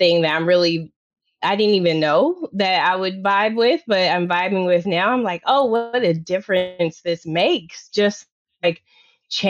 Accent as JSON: {"language": "English", "region": "Oklahoma and Tennessee", "country": "United States", "tie": "born or raised there", "said": "So a rare rural background, right? So come from the country, Oklahoma and Tennessee"}